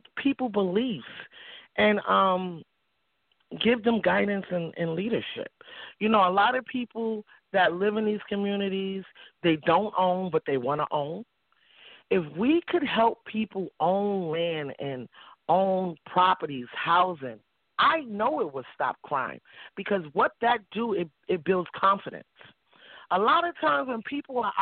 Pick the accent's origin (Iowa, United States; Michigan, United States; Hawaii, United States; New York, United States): New York, United States; New York City; now in Albany, United States; I grew up in Harlem, and I grew up in a small community called East Harlem Triangle